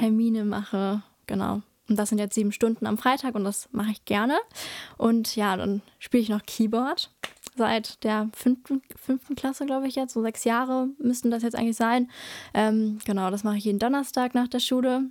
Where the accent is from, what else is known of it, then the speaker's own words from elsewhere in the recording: Drensteinfurt, North Rhine-Westphalia, Germany; ich komme aus Dran-Steinfurt, deswegen habe ich auch äh, in Dran-Steinfurt die Grundschule besucht